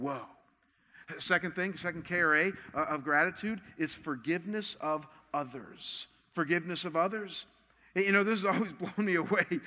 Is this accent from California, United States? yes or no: no; Cleveland, Ohio, United States; moved away; I come from Cleveland